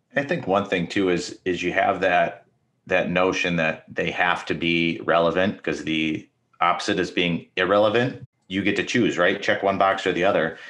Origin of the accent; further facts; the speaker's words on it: Minnesota, United States; now in Michigan, United States; I'm actually from Minnesota, even though I live in Michigan